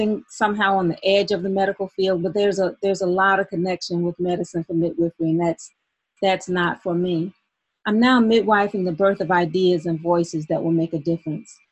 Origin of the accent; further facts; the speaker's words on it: Albany, Georgia, United States; moved away as an adult; also born or lived in Atlanta / Philadelphia; now in Albany, United States; from Albany, Georgia, my hometown.